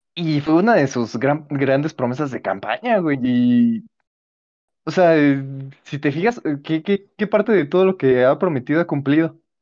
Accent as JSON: {"language": "Spanish", "country": "Mexico"}